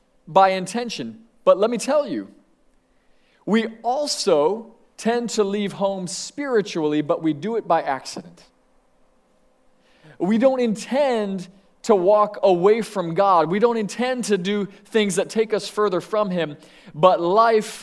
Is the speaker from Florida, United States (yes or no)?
yes; Sebring, Florida, United States; I grew up in Sebring, Florida